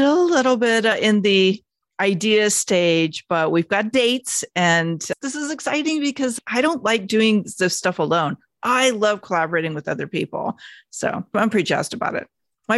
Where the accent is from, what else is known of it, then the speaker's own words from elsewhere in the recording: Phoenix, Arizona, United States; born there; also born or lived in Bakersfield / San Diego; now in Los Angeles, United States; I was born in Phoenix, moved to a very special town called Bakersfield. And I'm sorry if you live in Bakersfield, I'm not dishing on it, but it wasn't my favorite place I lived. I went to school in San Diego